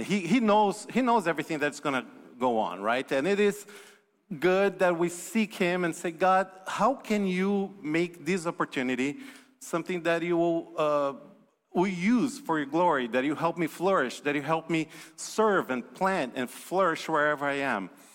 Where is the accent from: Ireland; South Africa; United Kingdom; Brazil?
Brazil; moved away; I'm from Brazil originally